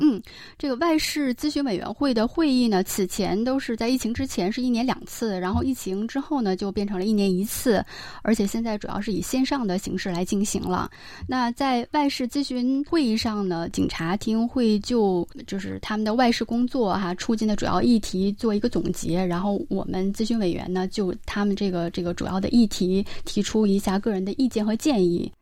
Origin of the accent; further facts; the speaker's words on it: China; now in South Korea; 我作为一个中国人